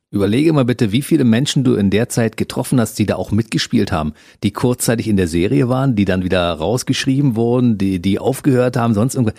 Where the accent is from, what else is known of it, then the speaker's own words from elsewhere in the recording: Germany; wir sind ja aus derselben Region